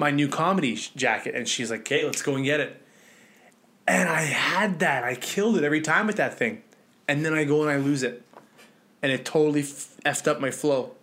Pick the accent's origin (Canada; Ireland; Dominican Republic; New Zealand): Canada; Winnipeg, Manitoba; moved away; I'm from Winnipeg